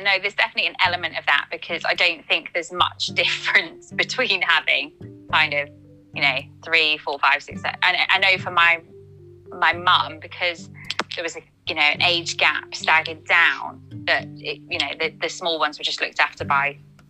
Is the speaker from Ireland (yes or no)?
yes; Ireland; I know, but we're Irish, so, you know, we breed that way.